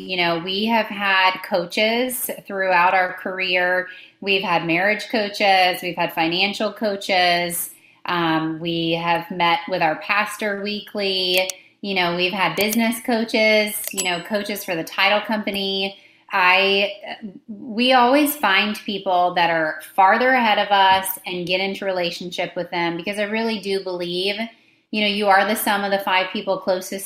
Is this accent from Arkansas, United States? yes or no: no; Tampa, Florida, United States; I grew up in the Tampa Bay area